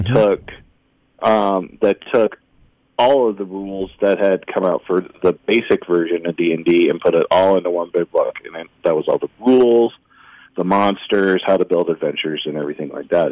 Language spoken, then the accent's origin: English; Oskaloosa, Iowa, United States; I grew up in Oskaloosa.